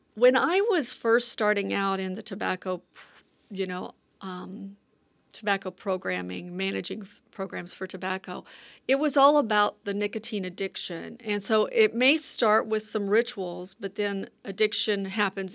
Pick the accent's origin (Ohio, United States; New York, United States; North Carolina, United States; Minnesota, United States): North Carolina, United States; growing up in rural communities, and it's really, and in the South